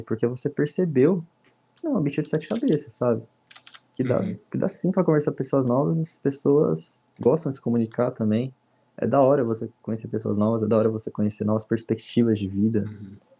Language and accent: Portuguese; São Maria do Campo, São Paulo, Brazil; sou aqui de São Maria do Campo, em São Paulo